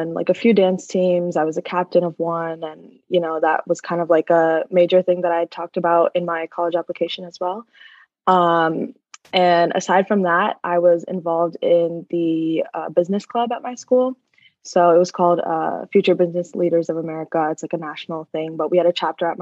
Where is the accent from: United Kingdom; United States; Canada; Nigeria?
United States; South Brunswick, New Jersey; born or raised there